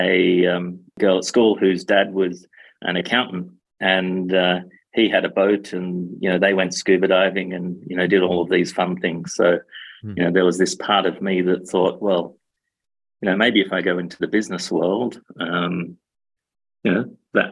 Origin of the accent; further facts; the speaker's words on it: Australia; basically grew up in Australia